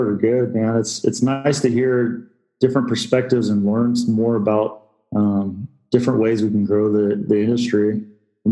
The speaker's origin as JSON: {"language": "English", "region": "Washington", "country": "United States", "moved": "yes", "lives_now": "Istanbul, Turkey", "said": "I'm from Washington State is where I'm from, originally West Coast."}